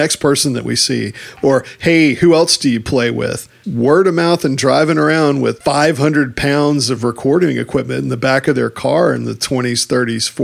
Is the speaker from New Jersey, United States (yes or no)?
no; Texas, United States; Being the Texan that I am